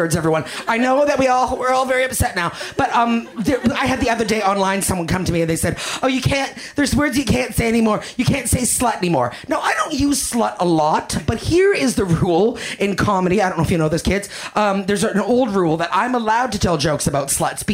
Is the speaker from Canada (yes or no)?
yes; Canada; now in Los Angeles, United States; I'm Canadian